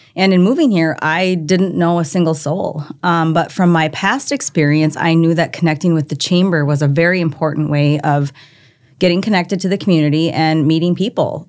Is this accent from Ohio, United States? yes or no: no; Minnesota, United States; moved away as an adult; now in Brandon, South Dakota, United States; I, I grew up in Minnesota. I was a Minnesota girl, loved it there.